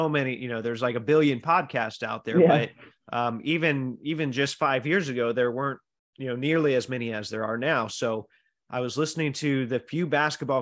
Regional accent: Indiana, United States; I'm from Indiana

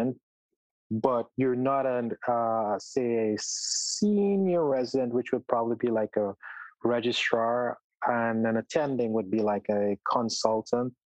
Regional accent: Guyana; moved away as an adult; also born or lived in Trinidad; now in United States; I spent most of my early life in Guyana, and then I moved to Trinidad

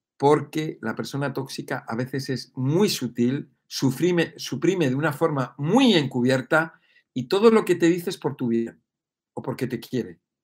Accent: Madrid, Community of Madrid, Spain; yo soy de Madrid

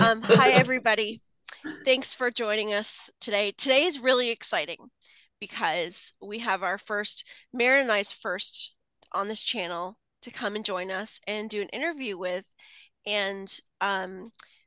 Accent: Canada; accent: Canadian; he does cut me up with my Canadian accent and my aboot and A's and all those things that I say

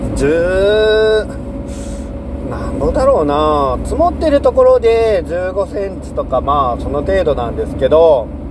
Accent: Seto Inland Sea coast, Japan; moved away as an adult; now in Shimane, Japan; 僕はずっとね瀬戸内海で生まれ育ってその後就職してからも瀬戸内海沿岸でずっと

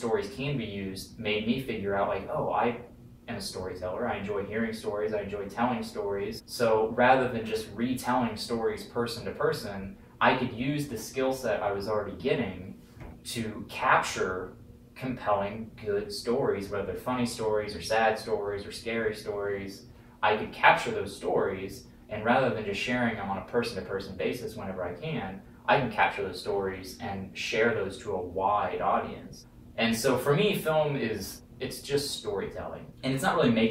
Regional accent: Topeka, Kansas, United States; I'm from Kansas City, originally Topeka, Kansas.

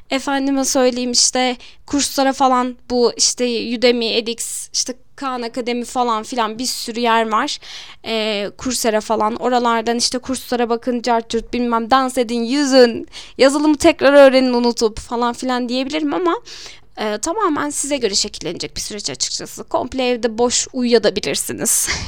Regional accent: Malatya, Turkey; now in Elazığ, Turkey; Ben Malatyalıyım. Normalde de uzun zaman yani uzun bir süredir artık 15-16 senedir belki daha da fazla olmuştur. Elazığ'da yaşıyorum.

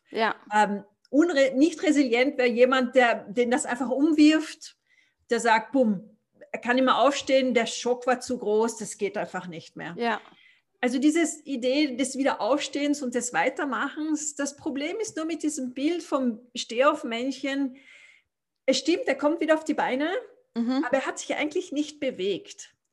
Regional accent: Austria; also born or lived in Africa; Zu mir, also ich bin Österreicher, bin schon in Österreich geboren, aber ich habe einen etwas bewegten Hintergrund, nachdem ich in Afrika aufgewachsen bin.

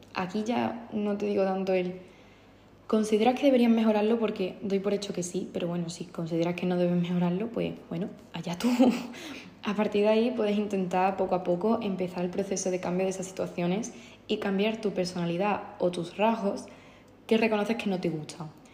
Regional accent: Andalusia, Spain; soy andaluza

